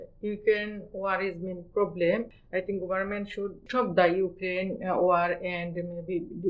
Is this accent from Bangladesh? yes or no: yes; Bangladesh; English is a second language; now in London, United Kingdom; I come from Bangladesh. I live in Limehouse for 3 years.